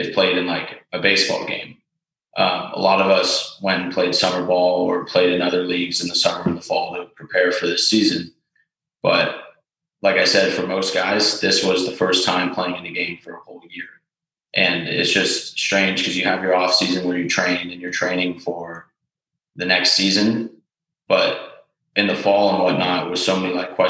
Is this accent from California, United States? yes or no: yes; Bay Area, Marin County, California, United States; I'm from the Bay Area, Marin County